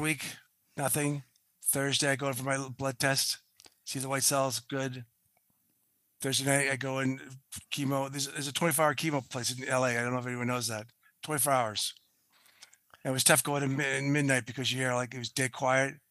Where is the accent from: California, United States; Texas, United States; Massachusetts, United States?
Massachusetts, United States; Boston; I'm from Boston, so I use Patriots